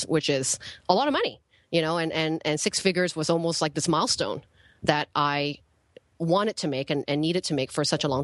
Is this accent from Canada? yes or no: yes; Canada; moved away as an adult; also born or lived in Penang, Malaysia; now in Ubud, Indonesia; I grew up, I was born in Malaysia. I grew up in an island called Penang. And I moved to Canada when I was about 8 years old in the city